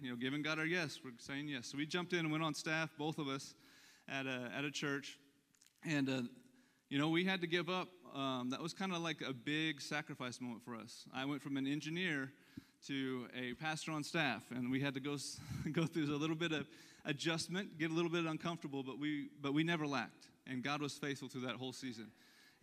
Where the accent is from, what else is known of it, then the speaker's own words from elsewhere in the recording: Lebanon, Missouri, United States; that's my hometown. So that's where I was born and raised